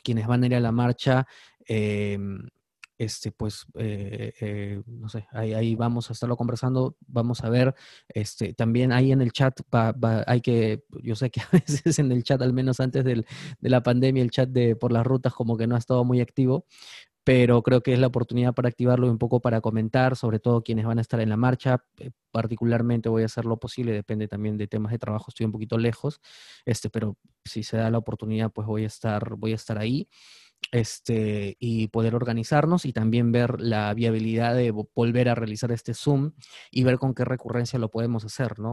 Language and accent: Spanish; Peru; somos ciudadanos peruanos